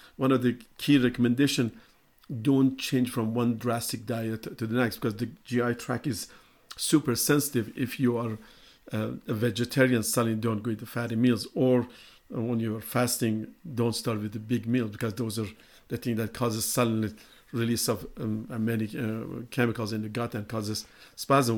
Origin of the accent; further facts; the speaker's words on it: Iran; moved away; I'm from Iran